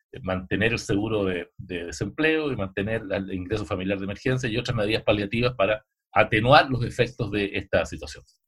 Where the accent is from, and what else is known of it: Chile